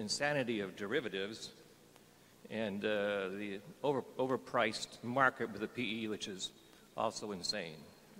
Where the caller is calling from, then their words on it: Phoenix, Arizona, United States; from Phoenix, Arizona.